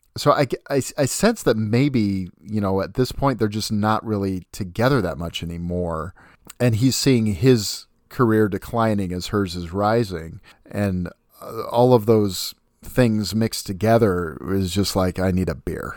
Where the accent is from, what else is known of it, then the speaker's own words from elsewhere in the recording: Puyallup, Washington, United States; Puyallup, Washington is my hometown